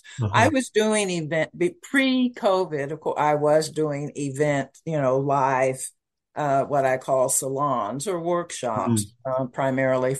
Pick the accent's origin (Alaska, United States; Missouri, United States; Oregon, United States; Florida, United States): Missouri, United States; Kansas City; moved away; also born or lived in Malindi, Kenya; I am the firstborn from Kansas City, Missouri